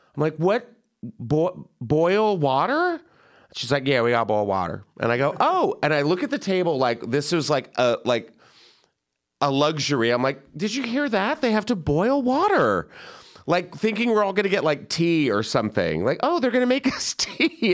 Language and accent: English; California, United States; I'm from California